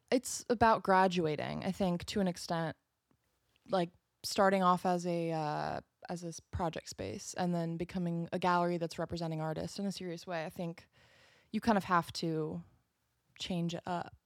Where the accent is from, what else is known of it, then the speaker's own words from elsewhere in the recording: outside of Seattle, Washington, United States; I'm right outside of Seattle